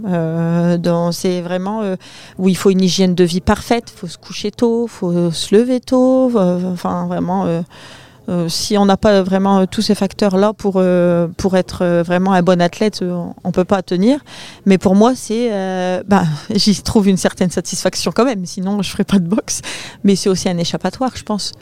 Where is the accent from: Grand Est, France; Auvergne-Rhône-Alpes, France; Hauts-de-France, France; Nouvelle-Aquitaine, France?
Hauts-de-France, France; Saint-Pol-sur-Mer; chez nous à Saint-Paul